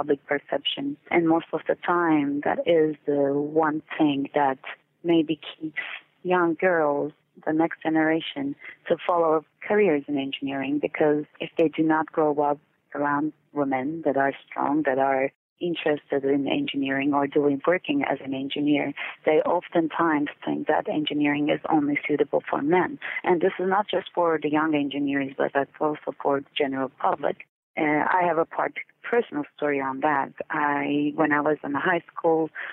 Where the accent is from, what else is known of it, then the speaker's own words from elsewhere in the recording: Turkey; moved away; I'm originally from Turkey